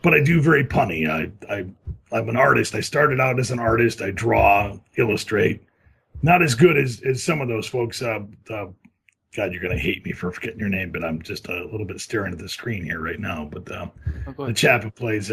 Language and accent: English; Lansing, Michigan, United States; moved away as an adult; now in Los Angeles, United States; I'm from Lansing